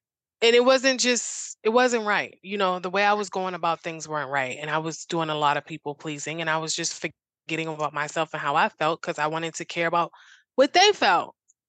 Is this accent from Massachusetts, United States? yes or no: yes; Boston, Massachusetts, United States; In Boston.